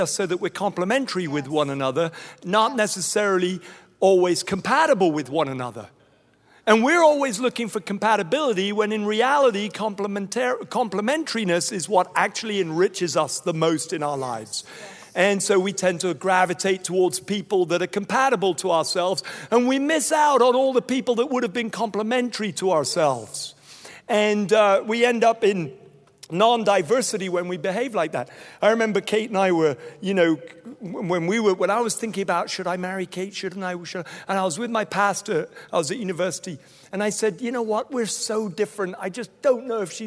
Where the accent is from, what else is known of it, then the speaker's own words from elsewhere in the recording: Nigeria; moved away as an adult; also born or lived in Toronto, Canada; now in Raleigh, United States; I was born in Nigeria. I grew up there. That's the confusing thing about me. I spent 18 years in Nigeria.